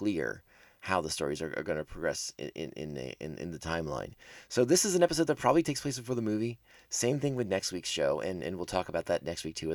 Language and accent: English; East Coast, United States; we grew up on the East Coast, and so we had snowstorms and blizzards